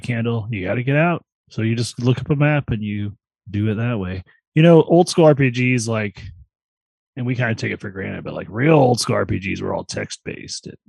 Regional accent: Vermilion County, Illinois, United States; Vermilion County where I'm from originally. I was born in Vermilion County, Illinois

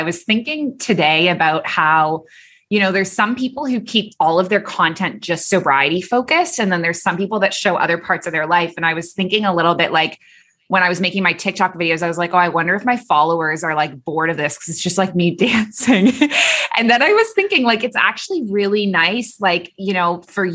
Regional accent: Canada; moved away as an adult; also born or lived in Dubai / Abu Dhabi; now in Bali, Indonesia; I'm a Canadian who moved across the world at age 23, and I never went back

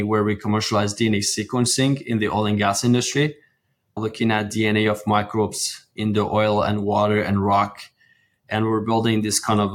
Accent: Iran; moved away as an adult; now in Houston, United States; I grew up in Iran, went to college for petroleum engineering

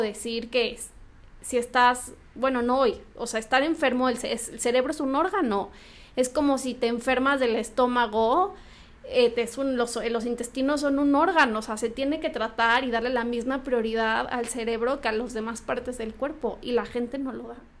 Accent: Morelia, Michoacán, Mexico; moved away; yo soy de Morelia

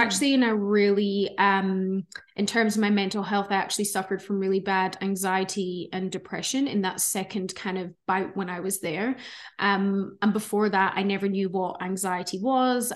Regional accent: Scotland, United Kingdom; moved away as an adult; also born or lived in Melbourne, Australia; now in Gold Coast, Australia; you guys might hear an accent. So I'm originally from Scotland, um, but I've been living in Australia for thirteen years now.

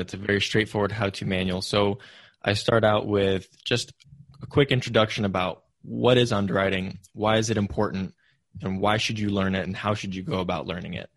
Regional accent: Silicon Valley, California, United States; growing up in Silicon Valley, my parents pushed me to go into tech

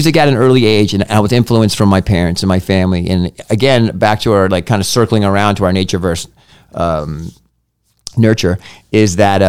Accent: Massachusetts, United States; I'm from Massachusetts.

